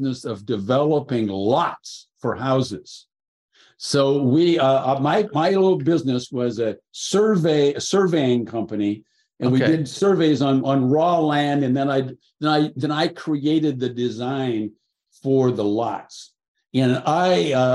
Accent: Seattle, Washington, United States; I grew up in Seattle

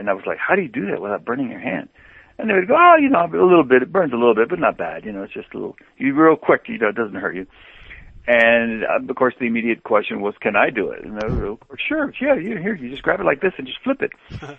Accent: Mexico; moved away; Well, I grew up in Mexico. My father took us there when I was two. So I to me that was home, and that was a culture that I grew up in.

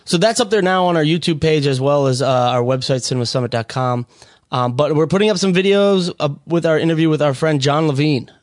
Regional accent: Minnesota, United States; in honor of my hometown. Both liquors in there are from Minnesota

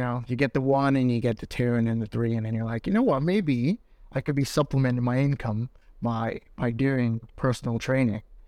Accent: New York, United States; moved away as an adult; now in London, United Kingdom; I'm from New York.

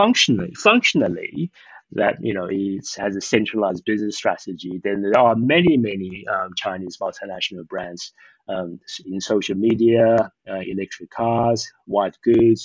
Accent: Eswatini; also born or lived in Taiwan / Australia; now in Shanghai, China; I actually grew up in Eswatini

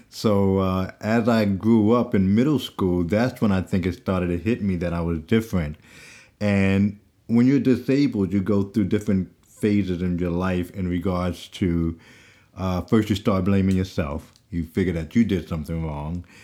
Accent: New York, United States; growing up in New York in middle school and, and, uh, high school

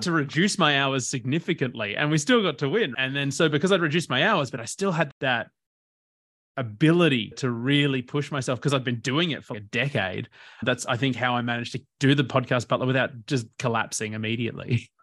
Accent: Port Macquarie, New South Wales, Australia; also born or lived in Bendigo, Victoria; I first started growing up in Bendigo until I was about nine in Victoria. then the family, my dad just loved the ocean, so he moved up to Port Macquarie in New South Wales

